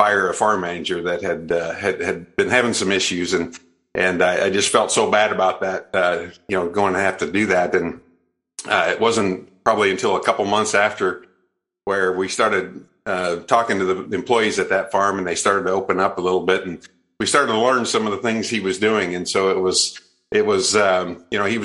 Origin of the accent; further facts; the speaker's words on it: Iowa, United States; also born or lived in Houston / North Carolina / Twin Cities; I was born in Iowa and raised in Iowa.